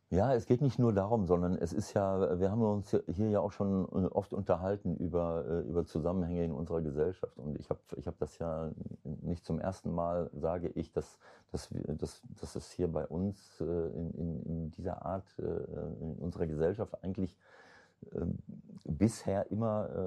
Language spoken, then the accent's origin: German; North Rhine-Westphalia, Germany; Also das finde ich jetzt despektierlich meiner Heimat gegenüber Ostwestfalen.